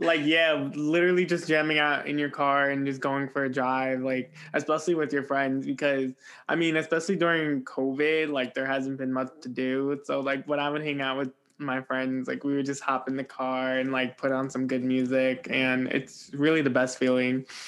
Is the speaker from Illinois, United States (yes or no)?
no; New Jersey, United States; I'm a Jersey boy